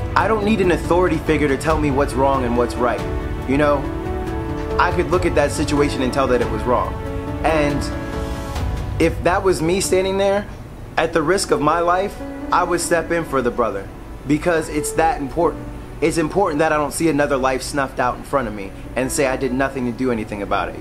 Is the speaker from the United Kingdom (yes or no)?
no; Philadelphia, Pennsylvania, United States; my hometown of Philadelphia